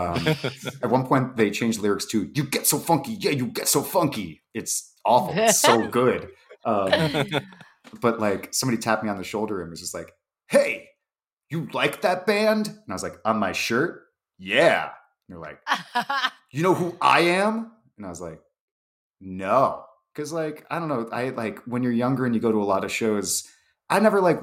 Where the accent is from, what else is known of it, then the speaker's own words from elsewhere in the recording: Paterson, New Jersey, United States; moved away; I grew up in New Jersey, like 40 minutes from New York